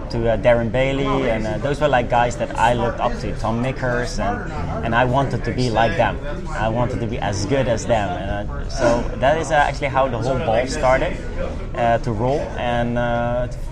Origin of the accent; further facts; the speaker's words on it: Netherlands; also born or lived in Spain; I'm from the Netherlands